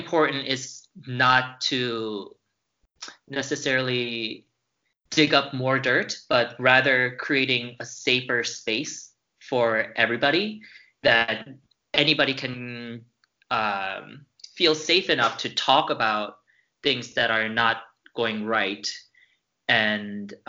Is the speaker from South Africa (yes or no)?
no; United States; moved away; as American